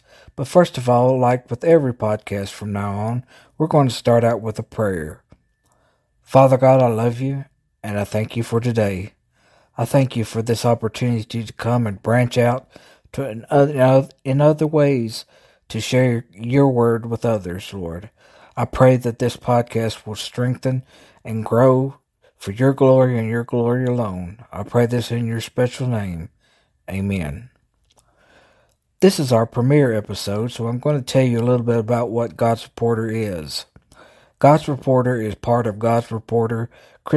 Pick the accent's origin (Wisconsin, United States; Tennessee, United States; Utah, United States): Tennessee, United States; Jackson; And as you guessed, I'm from the South. I'm from Tennessee. I started this a few years ago. I'm from Jackson, Tennessee, which is in West Tennessee.